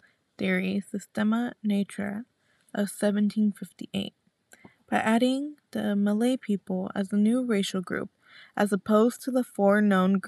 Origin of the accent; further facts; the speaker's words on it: Palmdale, California, United States; I'm also originally from Palmdale, California